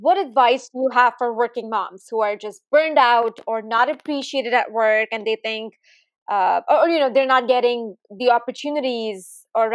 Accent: India; now in Silicon Valley, United States; I grew up in India

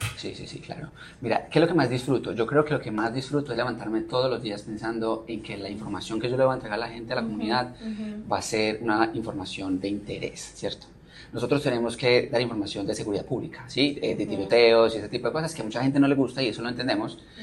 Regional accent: Manizales, Caldas, Colombia; moved away; vengo de una ciudad que se llama Manizales, eh, en Colombia

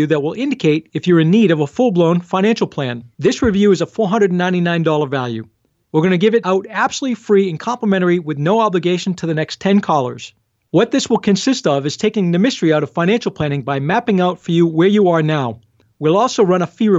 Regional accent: Rumford, Maine, United States; also born or lived in Lewiston, Maine; I'm from Rumford originally, so I've got a lot of clients that are coming through that want to do business with somebody from the hometown

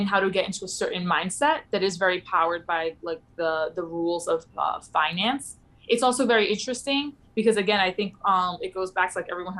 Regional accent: New York City, New York, United States; also born or lived in Pittsburgh; I'm from the Bronx. I'm like, well, I live in the Upper West Side now

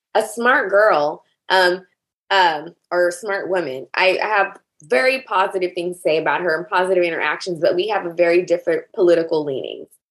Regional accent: the South, United States; I grew up in the South

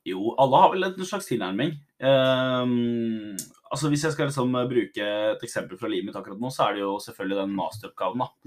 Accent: Drammen, Buskerud, Norway; jeg er jo fra Drammen, da, som er en veldig multikulturell by. Ja. Så jeg har jo liksom gått på ungdomsskole med somalere

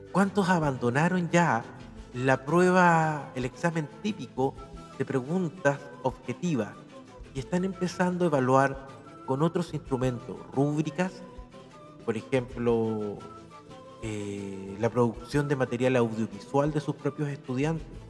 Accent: Chile; como profesor, como biólogo, como chileno

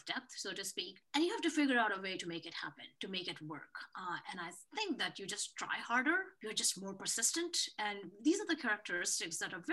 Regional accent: India; moved away; I'm definitely from India

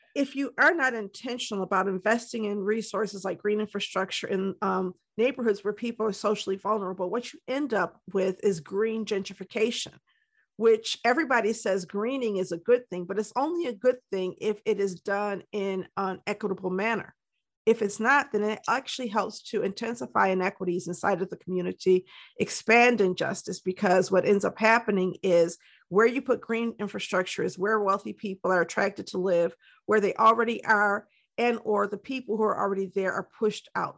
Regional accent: Detroit, Michigan, United States; also born or lived in Ann Arbor, Michigan; was raised in Detroit, and I currently live in the city of Detroit, Michigan

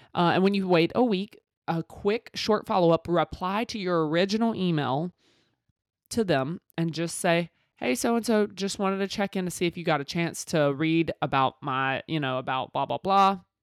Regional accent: Mississippi, United States; I'm from Mississippi with these country ass sayings

